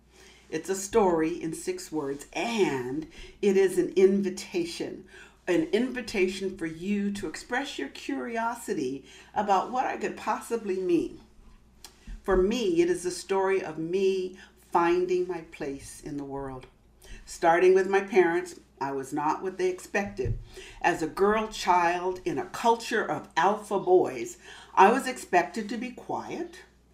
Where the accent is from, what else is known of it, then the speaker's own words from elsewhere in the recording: Massachusetts, United States; born there; also born or lived in California; now in Los Angeles, United States; I live in Los Angeles. I was born in Massachusetts. Most of my family is on the East Coast. And because I'm a military brat and because I've spent most of my life out here in California